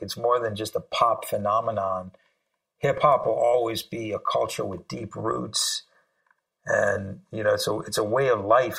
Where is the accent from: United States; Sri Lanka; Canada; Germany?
Sri Lanka; moved away; I'm originally from Sri Lanka